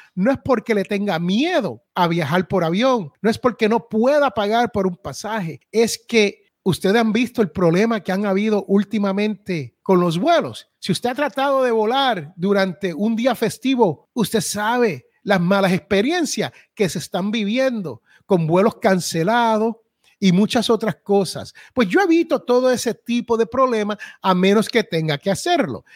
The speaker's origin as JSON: {"language": "Spanish", "country": "Puerto Rico", "tie": "born or raised there", "moved": "yes", "lives_now": "United States", "said": "allá donde yo me crié en Puerto Rico"}